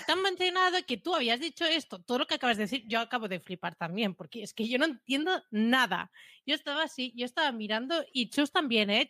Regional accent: Catalonia, Spain; soy catalana

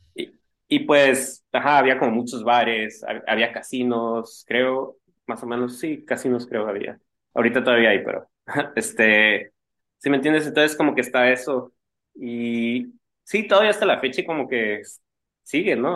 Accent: Mexico; uno como mexicano

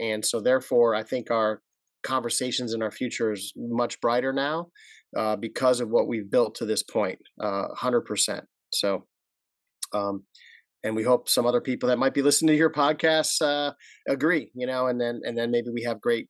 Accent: Rochester, New York, United States; moved away; I'm from Rochester

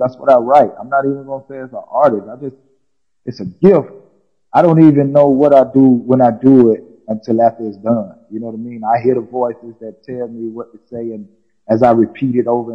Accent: Atlanta, Georgia, United States; now in South Carolina, United States; I'm originally from Atlanta, Georgia, but like you say, I now reside in South Carolina

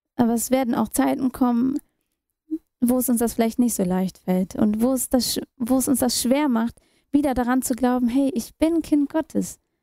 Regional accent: Germany; also born or lived in India / New Delhi, India; Und Deutschland und erst damals die Dresdner Straße 5 wurde meine Heimat

